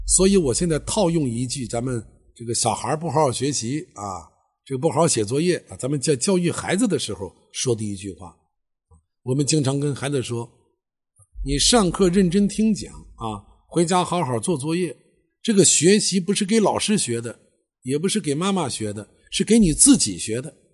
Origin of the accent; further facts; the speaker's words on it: Xi'an, Shaanxi, China; 我是西安人，西安是八大城市之一当时，啊，是个旅游城市